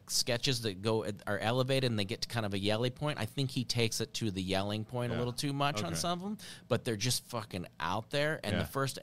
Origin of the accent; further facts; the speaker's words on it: Nebraska, United States; I grew up in Nebraska